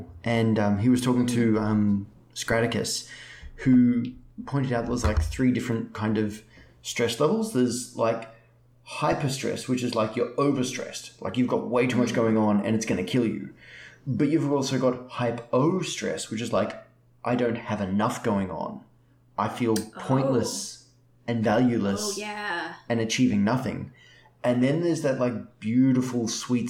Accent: Australia; accent: Australian; I'm an Australian

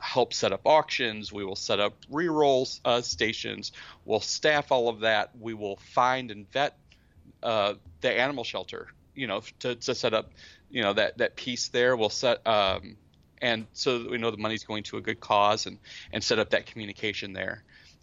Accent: United States; I'm from the States

